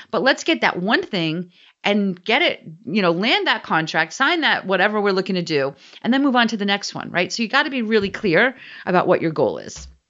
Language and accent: English; New Jersey, United States; I'm from New Jersey